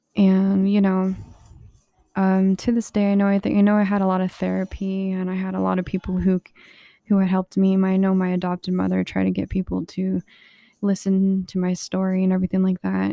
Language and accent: English; Alamo, New Mexico, United States; also born or lived in Socorro, New Mexico; I had lived in really ghetto um, kinda, like, deserted place. It was in Alamo, New Mexico